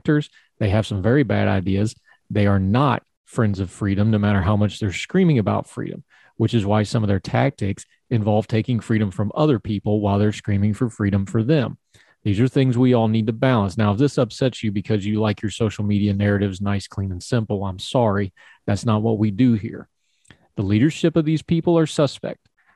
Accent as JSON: {"language": "English", "country": "United States", "said": "I'm an American"}